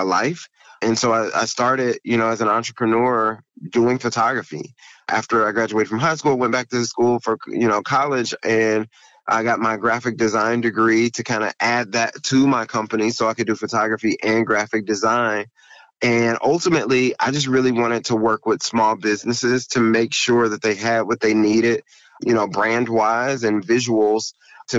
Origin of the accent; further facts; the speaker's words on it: Indianapolis, Indiana, United States; moved away as an adult; now in Cincinnati, United States; I am originally from Indianapolis, Indiana. My wife and I were both born in Indianapolis